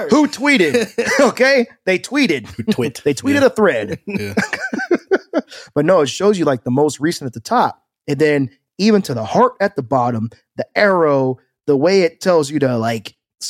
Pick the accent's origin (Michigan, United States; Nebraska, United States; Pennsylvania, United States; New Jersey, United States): Nebraska, United States; Omaha; I'm going to give a shout out to all my people that I grew up with in the Omaha area, because they are going to know what I'm talking about.